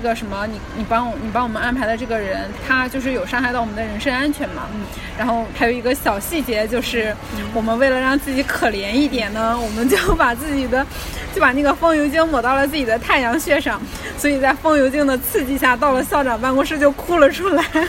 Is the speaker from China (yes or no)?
yes; China; moved away as an adult; also born or lived in Belgorod, Russia / Melbourne, Australia; 我们是中国来的